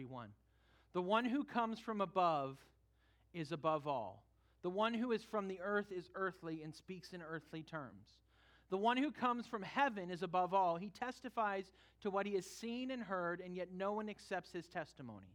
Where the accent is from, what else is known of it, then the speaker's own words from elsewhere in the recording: California, United States; moved away; we went back to my home state for a family wedding